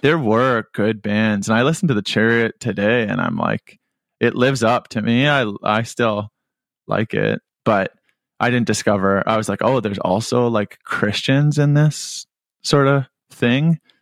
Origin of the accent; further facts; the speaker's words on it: Whitby, Ontario, Canada; moved away as an adult; now in Hamilton, Canada; I grew up in Whitby, lived most of my life in Whitby, and, and hope to return.